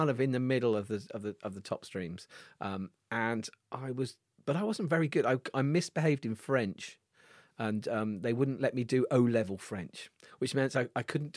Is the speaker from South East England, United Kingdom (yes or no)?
no; Launceston, South West England, United Kingdom; I grew up in Cornwall. I grew up in Lanson.